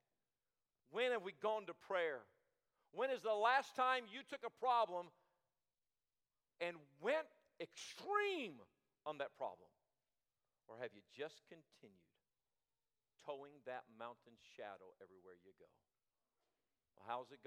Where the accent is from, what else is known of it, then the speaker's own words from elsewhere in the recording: Michigan, United States; now in Longview, United States; We lived up north. I was born in Michigan